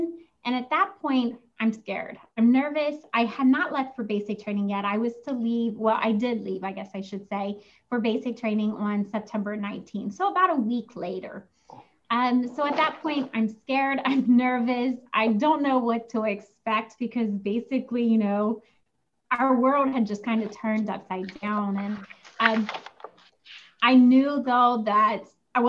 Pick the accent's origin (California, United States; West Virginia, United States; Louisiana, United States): West Virginia, United States; growing up in West Virginia, we didn't have a lot of, you know, money